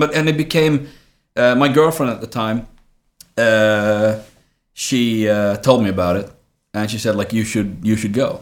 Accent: Trelleborg, Skåne, Sweden; moved away as an adult; also born or lived in Colombia; now in Stockholm, Sweden; I grew up in Trelleborg.

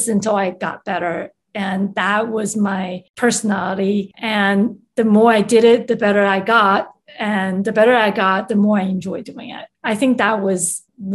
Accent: Taiwan; English is a second language; moved away; also born or lived in Chicago; I was born and raised in Taiwan, where music education was highly regarded.

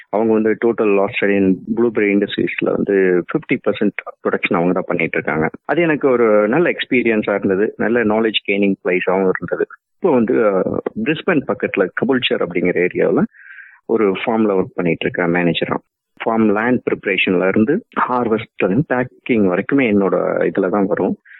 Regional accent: Dharmapuri district, Tamil Nadu, India; moved away as an adult; also born or lived in Queensland, Australia; now in Australia; நான் தமிழ்நாட்டில் தருமபுரிங்கிற டிஸ்ட்ரிக்ட்ல பிறந்தேன்

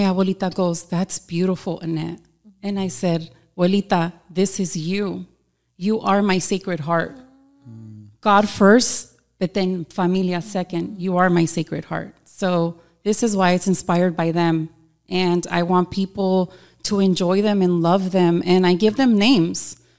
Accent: California, United States; so, you know, I'm a muchacha de California. I'm from California. I love color.

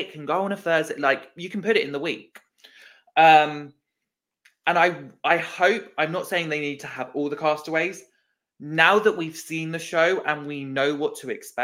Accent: United Kingdom

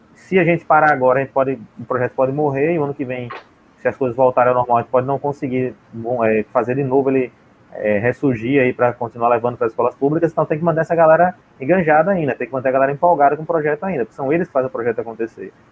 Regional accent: Sergipe, Brazil; ah, de Sergipe.

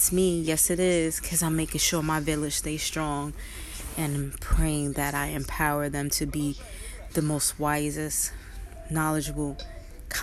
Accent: Brooklyn, New York, United States; I was born and raised in Brooklyn, and I still live in Brooklyn

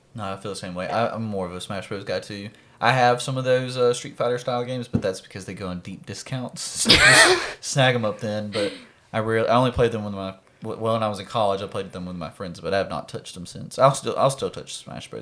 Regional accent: Mississippi, United States; not from Texas. I'm from Mississippi.

